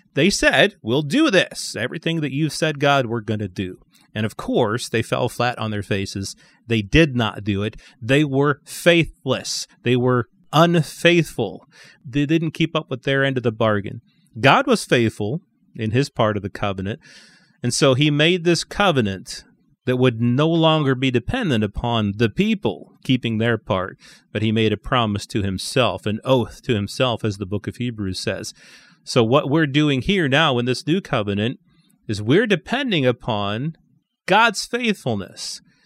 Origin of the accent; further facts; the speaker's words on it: St. Louis, Missouri, United States; I was born in Saint Louis and have always been a Cardinals fan.